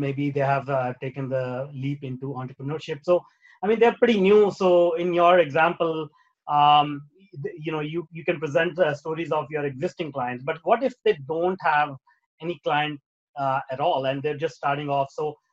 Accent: India; moved away; as a kid, like, I grew up in India

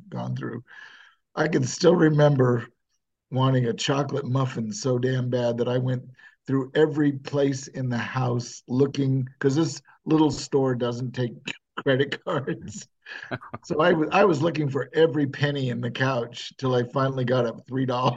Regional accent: New England, United States; now in San Francisco Bay Area, United States; growing up in New England

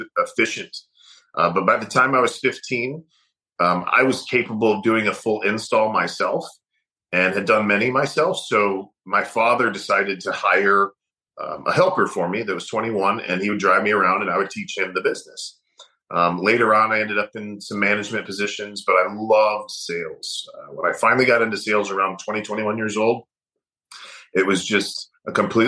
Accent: Michigan, United States; I grew up in Michigan

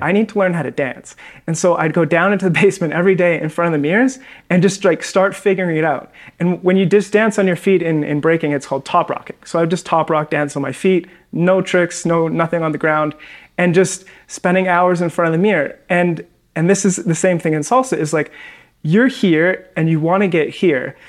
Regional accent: Victoria, British Columbia, Canada; moved away as an adult; also born or lived in Vancouver; now in Medellin, Colombia; I'm actually from Victoria, Canada, and then moved

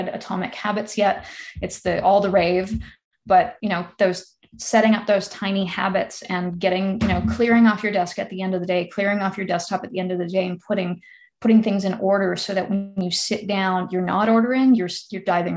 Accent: Ontario, Canada; now in North Vancouver, Canada; I'm also from Ontario

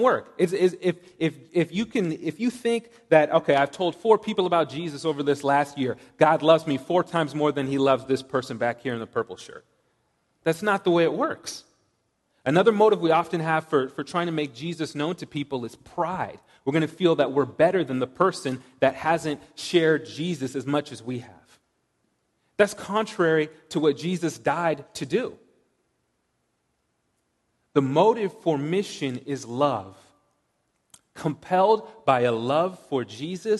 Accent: Washington, United States; moved away as an adult; also born or lived in Lowell, Massachusetts / Seattle; I grew up in Washington, as Matt mentioned. I did 3 years of high school in Lowell and then moved back to Washington for college and grad school

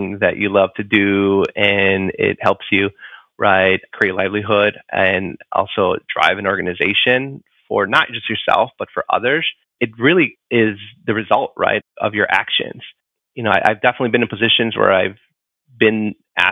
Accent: Chicago, Illinois, United States; I grew up in Chicago, inner city Chicago

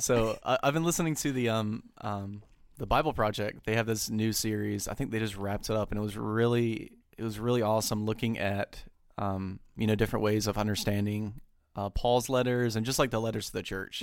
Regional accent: United States; me as an American

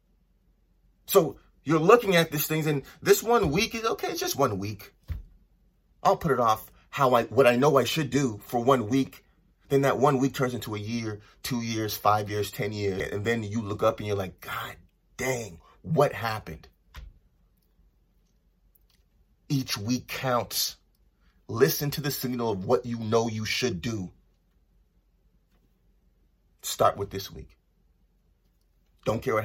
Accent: Los Angeles, California, United States; also born or lived in Toronto; I'm originally from Toronto and I grew up in Los Angeles.

